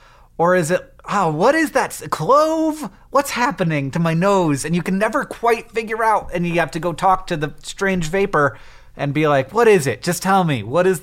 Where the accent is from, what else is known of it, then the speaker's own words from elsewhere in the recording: Netherlands; About half of our clients are Dutch, I'm from the Netherlands